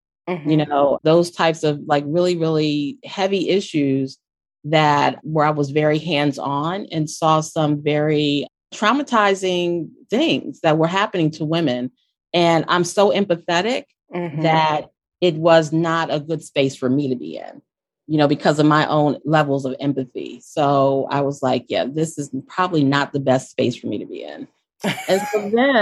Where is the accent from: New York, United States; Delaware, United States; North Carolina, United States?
Delaware, United States; Wilmington; I'm from Wilmington, Delaware